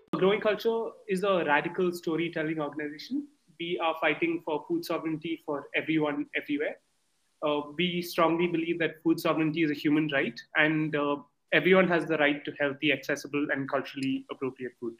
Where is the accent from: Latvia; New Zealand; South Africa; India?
India; I come from India